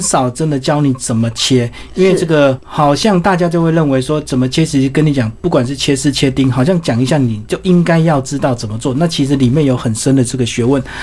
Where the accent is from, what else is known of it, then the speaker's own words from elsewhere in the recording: Taiwan; 我们台湾人